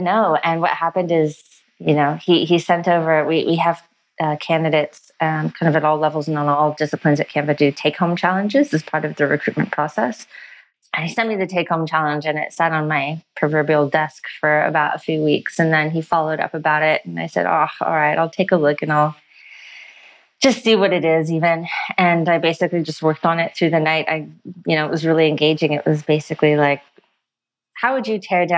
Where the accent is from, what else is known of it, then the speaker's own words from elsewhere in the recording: United States; moved away as an adult; now in Australia; as an American